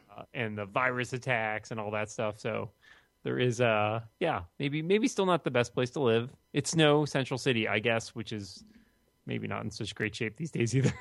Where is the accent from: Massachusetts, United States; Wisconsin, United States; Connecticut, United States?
Massachusetts, United States; Boston; my hometown of Boston.